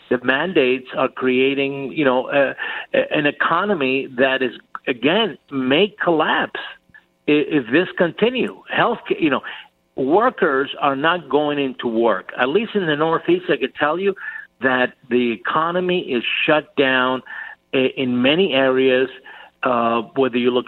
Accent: Cuba; now in United States; I was born in Cuba. I was born on the Fidel Castro.

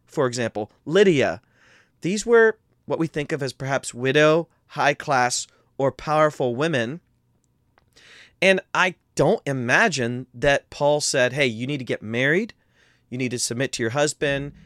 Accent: Midwest, United States; we're both from the Midwest

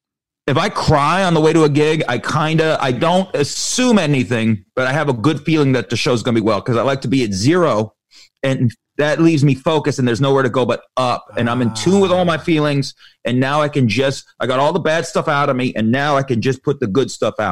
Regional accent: Las Vegas, Nevada, United States; Ironically, Las Vegas. So there you go.

